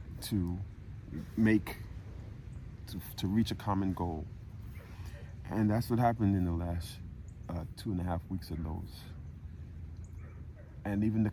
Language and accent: English; New York City, New York, United States; moved away as an adult; now in Florida, United States; I come down from New York to Florida, and half of the people I meet are New Yorkers of the type that I grew up